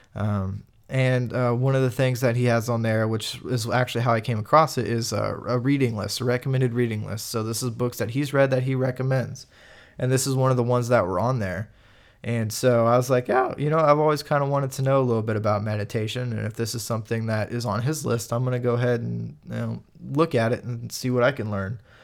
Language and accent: English; Kansas, United States; I'm from Kansas